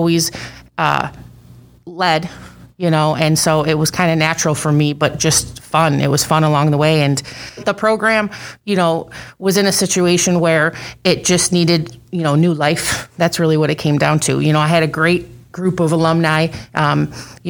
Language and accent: English; Buffalo, New York, United States; moved away as an adult; I grew up in Buffalo, New York